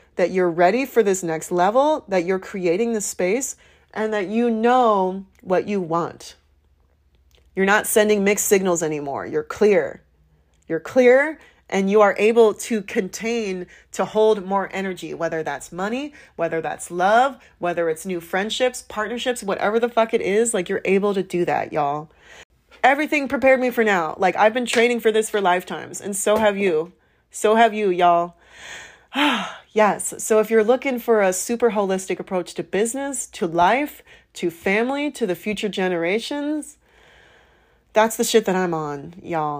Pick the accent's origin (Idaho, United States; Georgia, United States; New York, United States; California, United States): California, United States; San Francisco Bay Area; now in St. Louis, United States; I'm from the Bay, the Bay Area